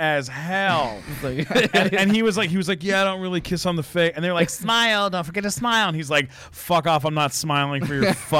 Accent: Florida, United States; I'm from Florida.

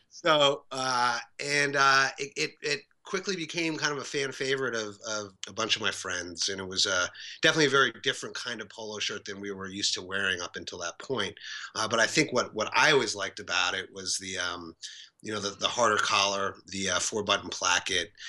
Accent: New York City, New York, United States; we grew up together in New York City.

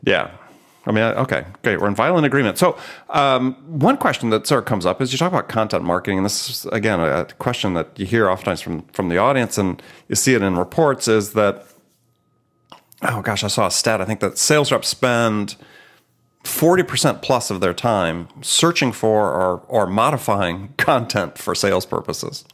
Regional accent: Midwest, United States; I'm from the Midwest as well

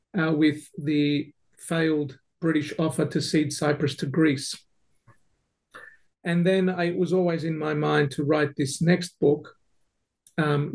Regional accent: Melbourne, Victoria, Australia; now in Adelaide, Australia; I grew up in Melbourne

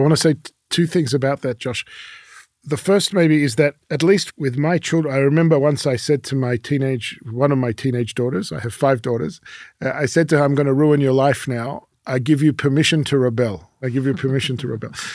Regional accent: Melbourne, Victoria, Australia; first language French; English is a second language; moved away as an adult; also born or lived in Paris, France; now in Jerusalem, Israel; I was born in Paris. My father from Morocco. My mother was born in Uzbekistan, but her family's from Poland. But we ended up in Melbourne, Australia.

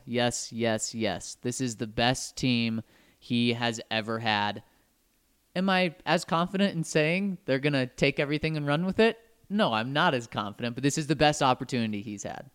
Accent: Denver, Colorado, United States; growing up in Denver, I just viewed all the schools in kind of a different class

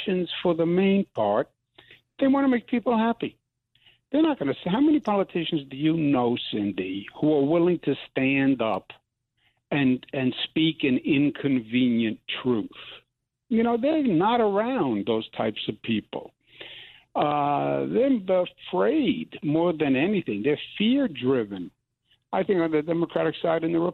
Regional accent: New York, United States; I'm from New York

